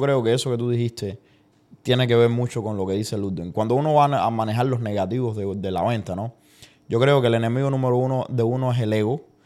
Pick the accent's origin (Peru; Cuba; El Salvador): Cuba; moved away; yo de Cuba, desde que me fui de Cuba